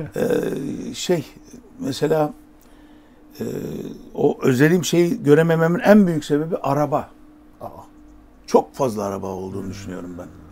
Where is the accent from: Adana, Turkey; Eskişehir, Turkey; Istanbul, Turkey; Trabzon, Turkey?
Adana, Turkey; moved away